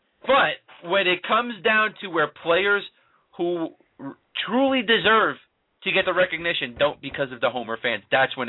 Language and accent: English; New York City, New York, United States; Growing up in Brooklyn, we don't play much rugby.